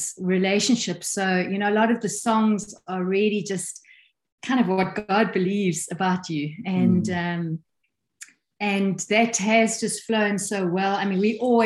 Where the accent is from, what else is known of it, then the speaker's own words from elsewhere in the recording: South Africa; moved away as an adult; also born or lived in England; we are born and bred in South Africa, but we have traveled the world. We've lived 10 years in England, 7 years completely on the road, no home, no home base.